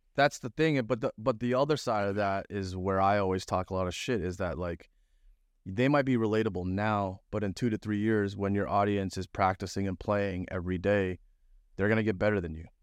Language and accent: English; Toronto, Ontario, Canada; moved away; also born or lived in Florida; I'm from Toronto